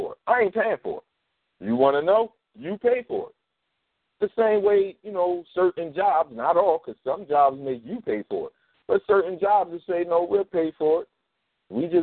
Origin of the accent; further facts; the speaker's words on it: Philadelphia, Pennsylvania, United States; I grew up in North Philly